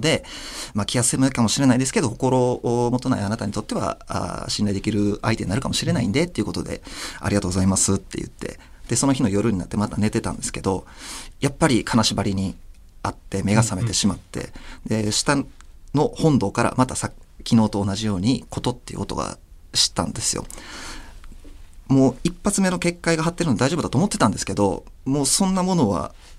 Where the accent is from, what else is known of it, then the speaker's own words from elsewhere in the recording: Osaka, Japan; 僕があ地元が大阪なんですけれども